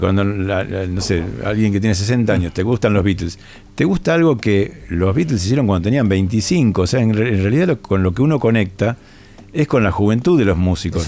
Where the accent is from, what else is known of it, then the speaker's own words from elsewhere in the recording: Rosario, Santa Fe, Argentina; yo vengo de Rosario